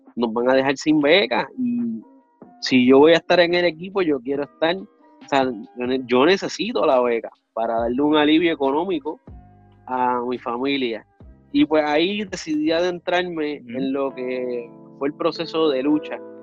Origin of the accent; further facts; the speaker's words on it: Río Grande, Puerto Rico; also born or lived in Luquillo, Puerto Rico; yo soy de Río Grande y de Luquillo, Puerto Rico, del área noreste